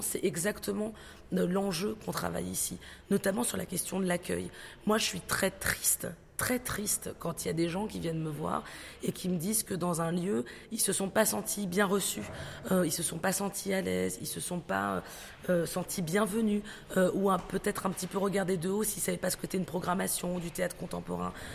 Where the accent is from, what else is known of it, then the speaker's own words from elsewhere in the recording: Aubervilliers, Île-de-France, France; J'ai grandi, passé une partie de mon enfance aussi à Aubervilliers